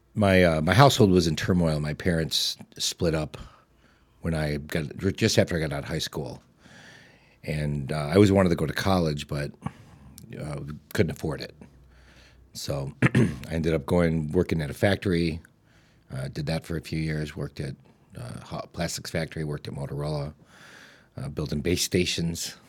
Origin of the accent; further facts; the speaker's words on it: Streamwood, Illinois, United States; also born or lived in Oak Park, Illinois; I grew up in Streamwood in a three-bedroom, one-bathroom house